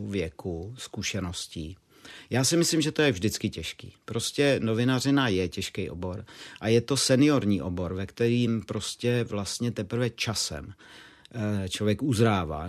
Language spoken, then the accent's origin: Czech; Moravia, Czechia; navíc jsem žil na Moravě